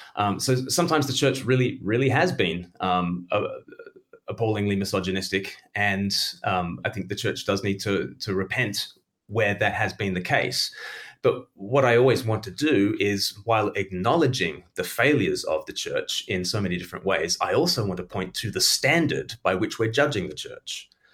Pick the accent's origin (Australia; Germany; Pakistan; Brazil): Australia; now in United Kingdom; I grew up in Australia